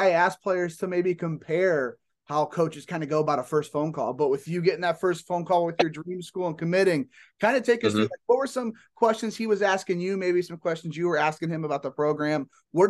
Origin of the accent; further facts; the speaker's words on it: Indiana, United States; I'm from Indiana